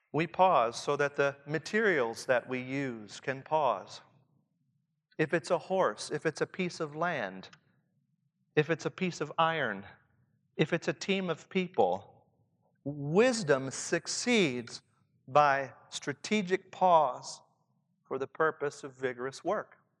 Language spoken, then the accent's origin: English; Southern Indiana, United States; accent: Southern Indiana; my Southern Indiana accent